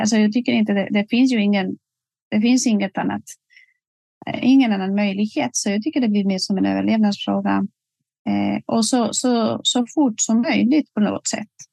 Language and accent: Swedish; Spain; Swedish is a second language; moved away as an adult; also born or lived in Västerbotten, Sweden; now in Sweden; jag kommer ursprungligen från Spanien och blev ju rekryterad och flyttade till Sverige för mer än 20 år sedan